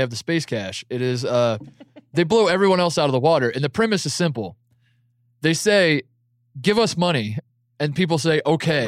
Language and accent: English; Indiana, United States; I'm from Indiana